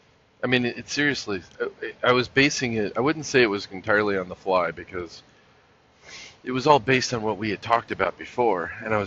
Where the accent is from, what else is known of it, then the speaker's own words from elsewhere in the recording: Los Angeles, California, United States; I grew up in Los Angeles